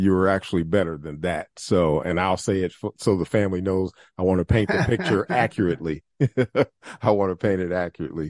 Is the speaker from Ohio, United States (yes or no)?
yes; Toledo, Ohio, United States; I grew up in the Scott District